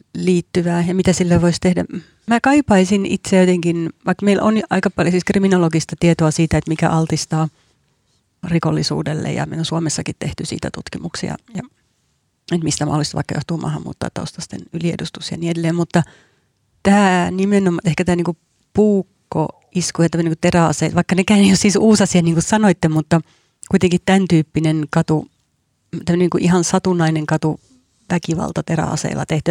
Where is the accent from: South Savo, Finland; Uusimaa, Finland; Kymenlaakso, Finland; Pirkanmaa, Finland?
Uusimaa, Finland; Helsinki; Mä itse asunut lapsuuteni Helsingissä radan varressa